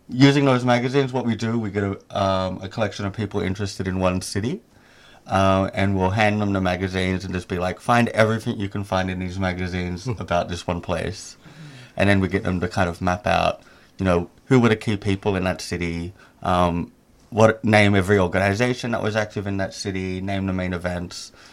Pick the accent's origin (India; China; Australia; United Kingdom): Australia; Sydney, New South Wales; moved away as an adult; also born or lived in Indonesia; I'm originally from Sydney, Australia